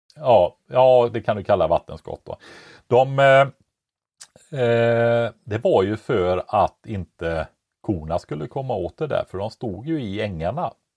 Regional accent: Västergötland, Västra Götaland, Sweden; born or raised there

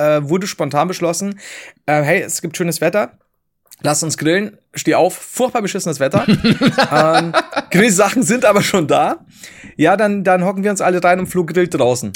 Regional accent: the South, Southern Germany, Germany; ich komme aus dem Süden

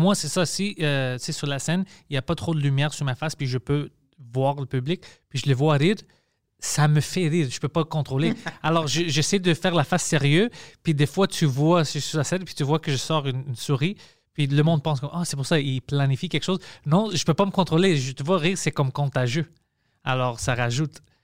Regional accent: Montreal, Quebec, Canada; French is a second language; je viens de Parc Extension

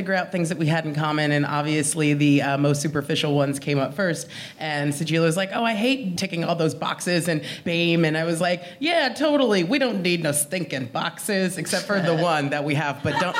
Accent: Los Angeles, California, United States; moved away; I am originally from Los Angeles and don't hate it.

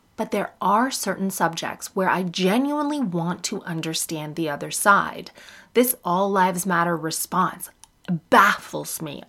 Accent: Canada; now in United Kingdom; I'm Canadian

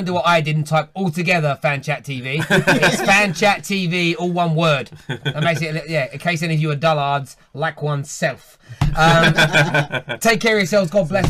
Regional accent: London, United Kingdom; I'm from East London, right?

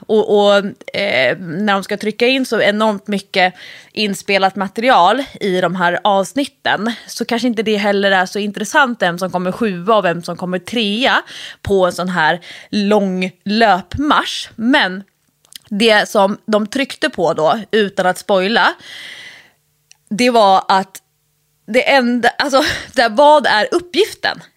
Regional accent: Nacka, Stockholm County, Sweden; jag är uppvuxen ute i, i Nacka, både i eh, Solsidan, det fashionabla området och i Fisksätra

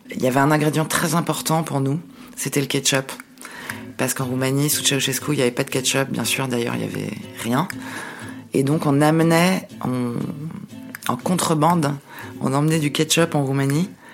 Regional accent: Paris, Île-de-France, France; je suis née, à Paris et on retournait tous les Noëls, pour Noël et le jour de l'an, à Bucarest

